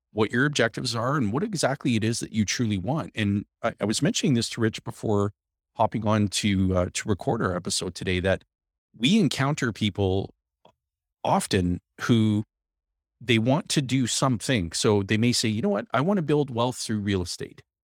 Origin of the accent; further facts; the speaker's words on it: Timmins, Ontario, Canada; I was born and raised in Timmins.